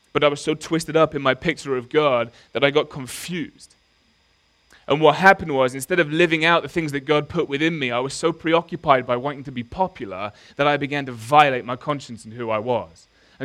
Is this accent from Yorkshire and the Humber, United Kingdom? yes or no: no; Nottingham, East Midlands, United Kingdom; I grew up in Nottingham